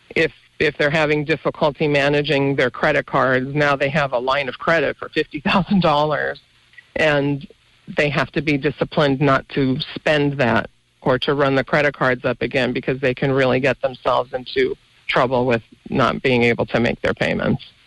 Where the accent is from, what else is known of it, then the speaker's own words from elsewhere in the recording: Mountain Top, Pennsylvania, United States; I grew up in Mountaintop